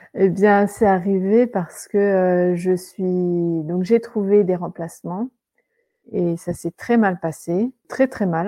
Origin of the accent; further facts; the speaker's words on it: France; accent: French; moved away as an adult; now in England, United Kingdom; mon accent français